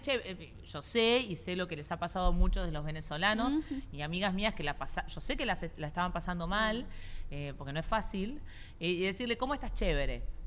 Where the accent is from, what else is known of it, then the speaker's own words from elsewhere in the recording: Argentina; now in Doral, United States; yo soy argentina